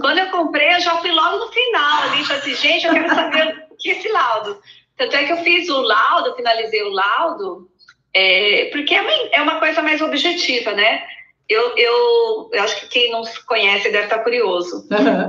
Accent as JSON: {"language": "Portuguese", "town": "Mogi das Cruzes", "region": "São Paulo", "country": "Brazil", "said": "eu sou de Mogi das Cruzes, é, lá, coladinha São Paulo"}